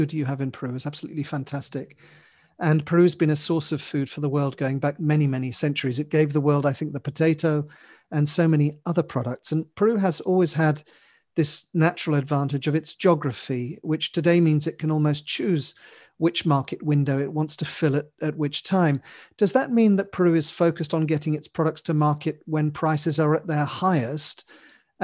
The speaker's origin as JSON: {"language": "English", "country": "United Kingdom", "said": "The UK, my country"}